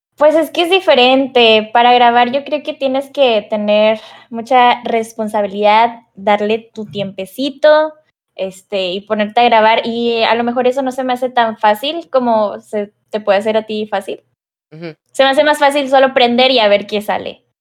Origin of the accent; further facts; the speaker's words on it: Monterrey, Nuevo León, Mexico; soy de Monterrey, Nuevo León, a lo mejor notan el acento